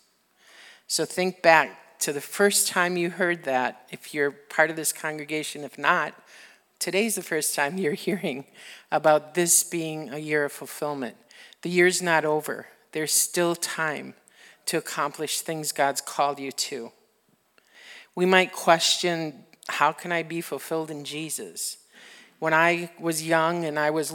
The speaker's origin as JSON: {"language": "English", "region": "Wisconsin", "country": "United States", "said": "we're from Wisconsin"}